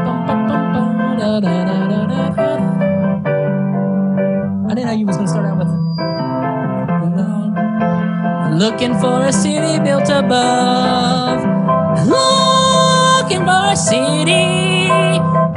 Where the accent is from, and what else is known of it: Salisbury, North Carolina, United States; born or raised there